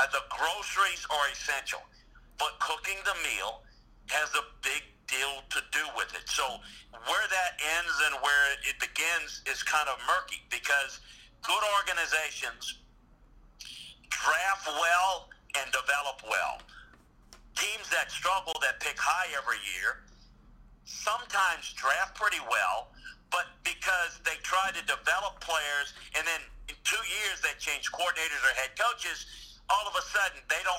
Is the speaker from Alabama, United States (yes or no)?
yes; Mobile, Alabama, United States; I knew the kid from growing up in Mobile and the whole time at LSU.